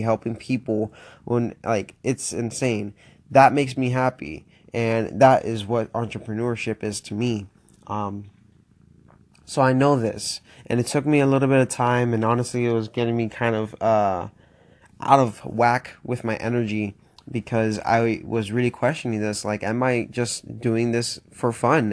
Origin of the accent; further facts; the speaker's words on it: Florida, United States; moved away as an adult; also born or lived in Miami; now in Pittsburgh, United States; born and raised in Florida, twenty-one years.